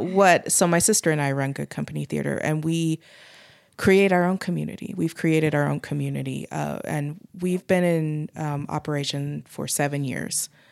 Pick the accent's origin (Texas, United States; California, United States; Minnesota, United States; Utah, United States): Utah, United States; also born or lived in Pittsburgh; growing up in Utah